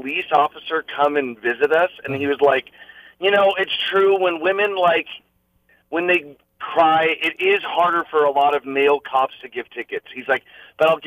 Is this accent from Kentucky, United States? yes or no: no; Alaska, United States; I'm from Alaska